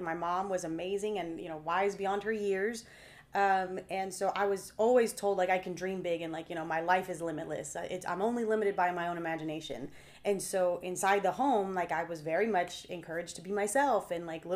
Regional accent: Texas, United States; I'm 4th generation Texan

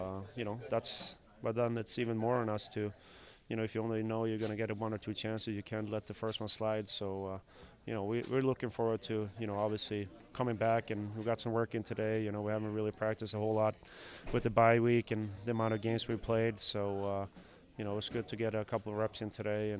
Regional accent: Sweden; moved away

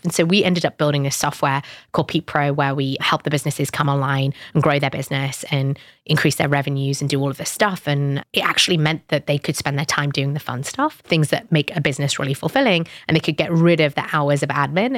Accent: United Kingdom; I'm British Pakistani

